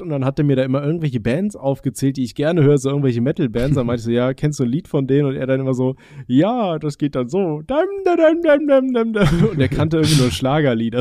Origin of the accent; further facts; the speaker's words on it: Aachen, North Rhine-Westphalia, Germany; ich komme ja gebürtig aus Aachen